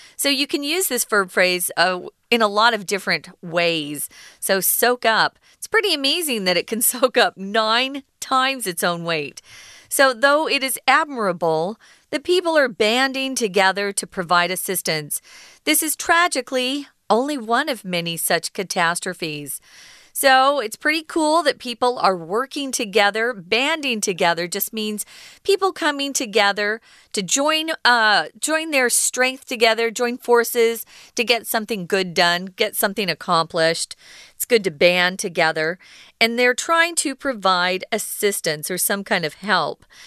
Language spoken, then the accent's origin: English; Arizona, United States; where I'm from, I grew up in Arizona.